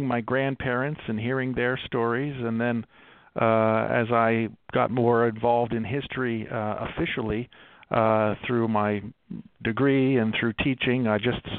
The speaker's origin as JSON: {"language": "English", "town": "Baltimore", "region": "Maryland", "country": "United States", "tie": "born or raised there", "moved": "yes", "lives_now": "Salt Lake City, United States", "said": "I grew up in Baltimore, just outside of Baltimore."}